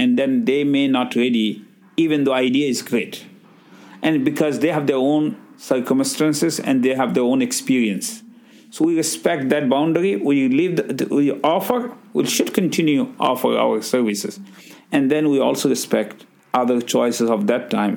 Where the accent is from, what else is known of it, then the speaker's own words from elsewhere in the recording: Bangladesh; English is a second language; moved away as an adult; now in Brantford, Canada; I'm originally from Bangladesh